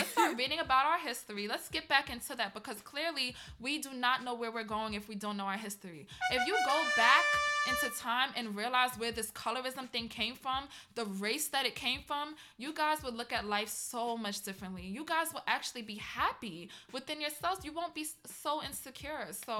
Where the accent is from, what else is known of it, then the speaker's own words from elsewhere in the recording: Trinidad & Tobago; And I grew up the same way. You know, I heard little things being Trinidadian here and there, like in Trinidad